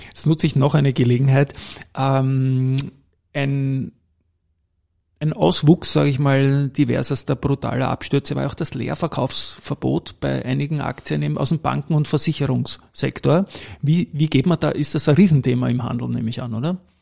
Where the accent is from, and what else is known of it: Austria